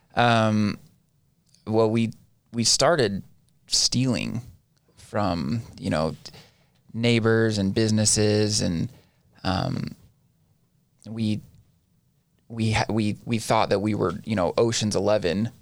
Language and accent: English; Ivins, Utah, United States; also born or lived in Orem, Utah; I am from the Southern Utah area, born and raised.